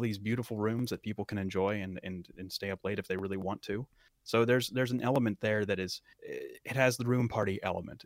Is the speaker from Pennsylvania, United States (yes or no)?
yes; Western Pennsylvania, United States; it is my hometown